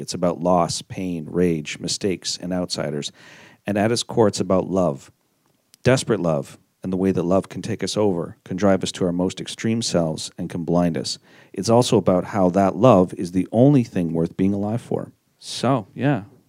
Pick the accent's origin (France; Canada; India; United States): Canada; Montreal, Quebec; my hometown